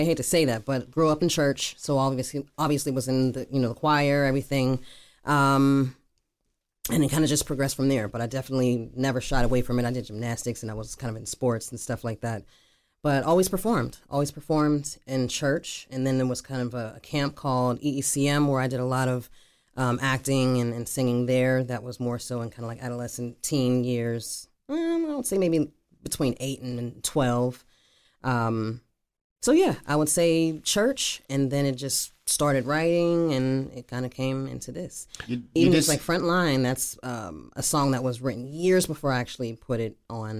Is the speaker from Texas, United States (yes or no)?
no; Pittsburgh, Pennsylvania, United States; Northside. Brighton